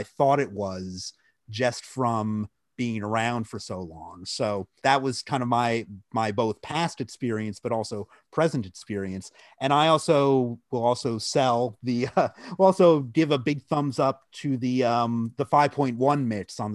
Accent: New Jersey, United States; also born or lived in Boston; growing up in New Jersey

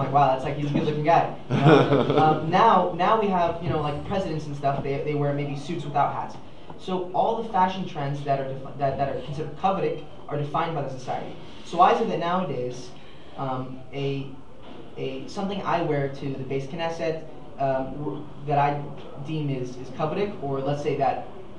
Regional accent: Los Angeles, California, United States; I'm from LA.

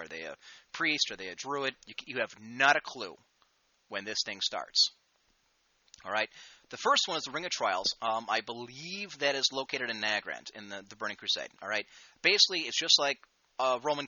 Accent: United States; I'm an American

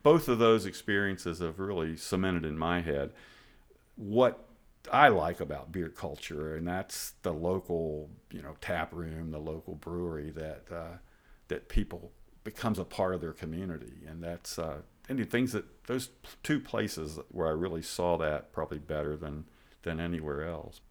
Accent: Charleston area, West Virginia, United States; I grew up in the Charleston area, although I'm not from Charleston, but nearby in the suburbs.

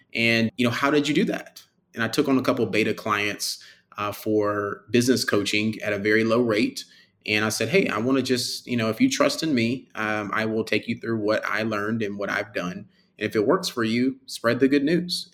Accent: Birmingham, Alabama, United States; I'm from Birmingham, Alabama, born and raised

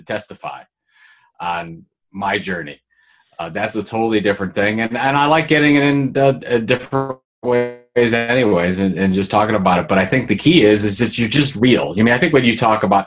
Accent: Sandusky, Ohio, United States; also born or lived in Cleveland, Ohio; I've lived in this area my whole life. I grew up in Sandusky, Ohio

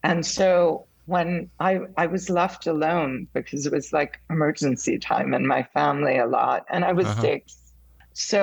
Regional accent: Munich, Bavaria, Germany; moved away; also born or lived in Honolulu, Hawaii / St. Paul, Minnesota; we moved to Germany from Hawaii because my mom wanted to go back to Germany when I was six

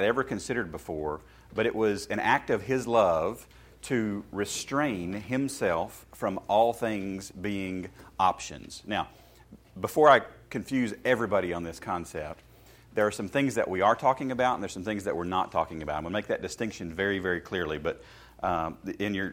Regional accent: Shelbyville, Tennessee, United States; I grew up in Shelbyville, Tennessee, in a small country church

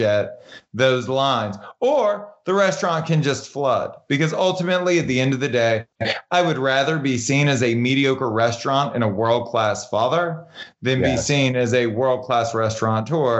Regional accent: Baton Rouge, Louisiana, United States; now in Los Angeles, United States; I grew up in Southern Louisiana, which, you know, Baton Rouge was more rural than metropolitan

